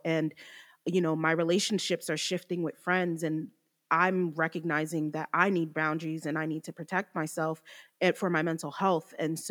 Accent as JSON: {"language": "English", "region": "New Jersey", "country": "United States", "moved": "yes", "lives_now": "Georgia, United States", "said": "we're originally from Jersey. We moved to Georgia in 05 and my sister ended up staying for college and I was in Georgia the whole time."}